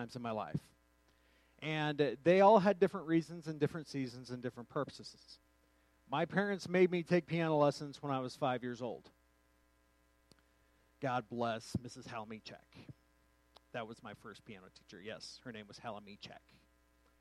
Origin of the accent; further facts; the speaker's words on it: Truth or Consequences, New Mexico, United States; my hometown of Truth or Consequences, New Mexico